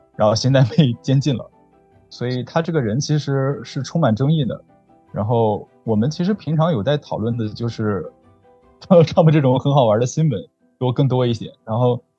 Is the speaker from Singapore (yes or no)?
no; Beijing, China; moved away; 我是来自中国，我的家家在北京